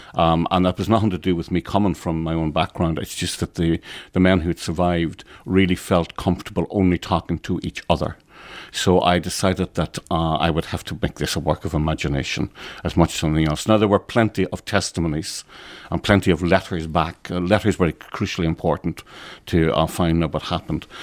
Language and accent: English; Ulster, Ireland; as an Irishman from the north of Ireland, as an Ulsterman who is not part of the six counties